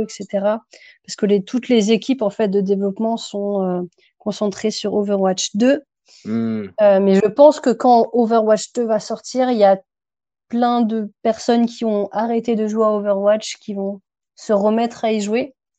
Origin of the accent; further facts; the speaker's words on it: France; also born or lived in Paris region; je suis française